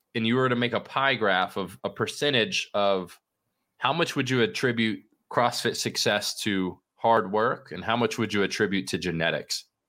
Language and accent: English; Florida, United States; moved away; I'm from Florida